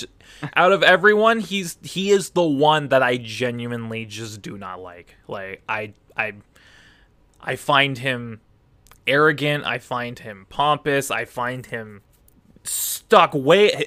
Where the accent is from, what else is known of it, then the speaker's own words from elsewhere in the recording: Canada; I'm Canadian